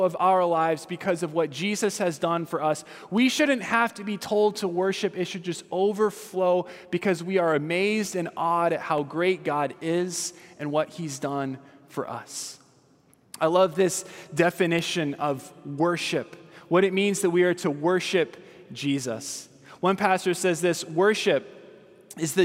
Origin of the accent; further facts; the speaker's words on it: Southern California, United States; I'm from Southern California.